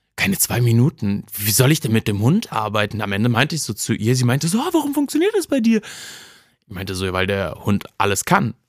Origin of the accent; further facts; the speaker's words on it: Cologne, North Rhine-Westphalia, Germany; ich bin im Ports groß geworden